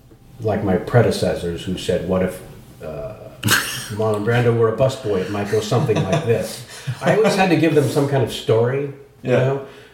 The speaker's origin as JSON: {"language": "English", "town": "San Jose", "region": "California", "country": "United States", "tie": "born or raised there", "also_born_or_lived": "San Francisco", "said": "I was born in San Francisco, and then very young, the family moved down to the promise of the suburbs an hour south to San Jose."}